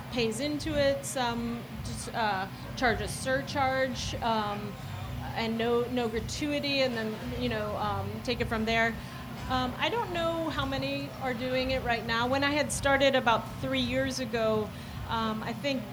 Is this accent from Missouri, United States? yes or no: no; New York City, New York, United States; moved away as an adult; now in Portland, United States; I'm from Staten Island originally